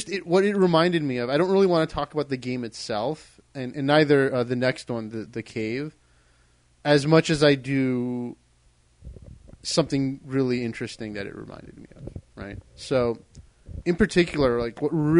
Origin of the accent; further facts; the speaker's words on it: Maryland, United States; I'm from Maryland